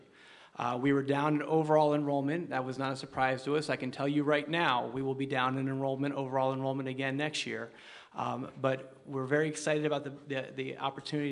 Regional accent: New Jersey, United States; now in Illinois, United States; I grew up in New Jersey

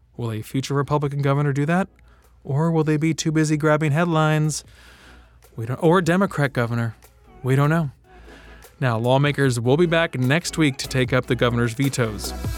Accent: Maryland, United States; moved away as an adult; now in South Carolina, United States; I was eighteen years born and raised in Maryland

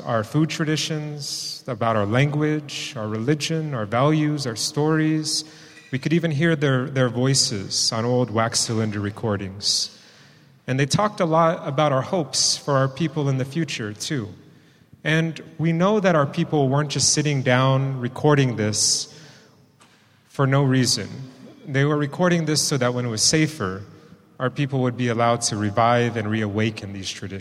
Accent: East Bay, California, United States; I grew up in the East Bay, in an urban area

